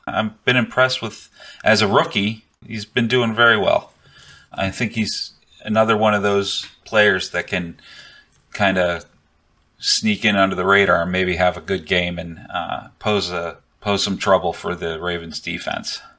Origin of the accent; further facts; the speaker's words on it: Buffalo, New York, United States; moved away; I'm from Buffalo originally. I grew up there